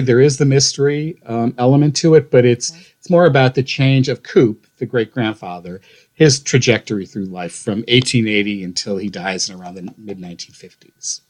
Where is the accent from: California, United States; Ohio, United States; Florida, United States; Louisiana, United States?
Ohio, United States; North Olmsted; moved away; And I'm from Ohio. I grew up on uh, the west side of Cleveland, a, a, little suburb of Cleveland called North Olmsted.